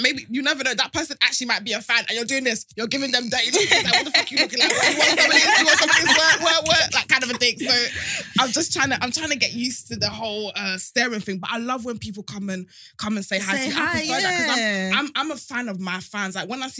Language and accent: English; Nigeria; I'm Nigerian.